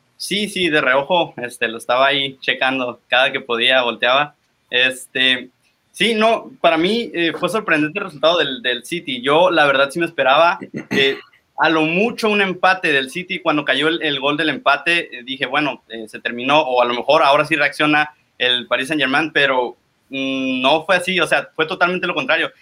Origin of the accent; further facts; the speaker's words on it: Tijuana, Baja California, Mexico; yo soy originario de Tijuana y estoy en Tijuana